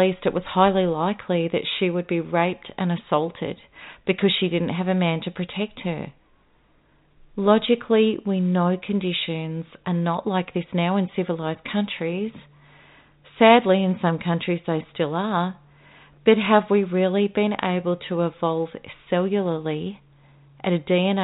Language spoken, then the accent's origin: English; Melbourne, Victoria, Australia; my hometown, Melbourne